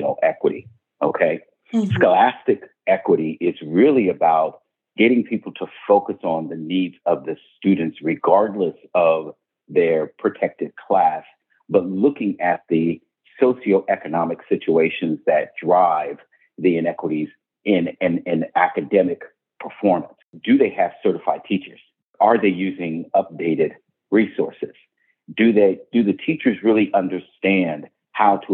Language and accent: English; Hamilton, Ohio, United States; my hometown of Hamilton, Ohio